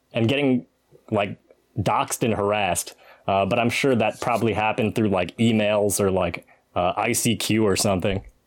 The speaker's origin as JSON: {"language": "English", "town": "Macomb", "region": "Michigan", "country": "United States", "tie": "born or raised there", "said": "Shout out to Macomb, Michigan"}